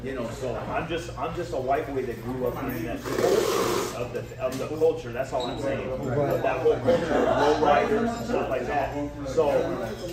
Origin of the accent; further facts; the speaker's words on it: Orange, California, United States; I'm from Orange, California, Old Town Orange in Orange County. Born and raised, fifth generation right here